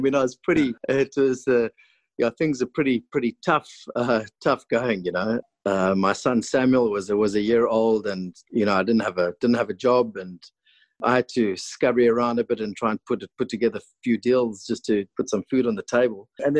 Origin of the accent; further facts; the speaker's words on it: Cape Town, Western Cape, South Africa; moved away as an adult; also born or lived in Stellenbosch; now in Swartland, South Africa; I grew up in Constantia, where my father was farm manager on a farm called Buitenverwagting.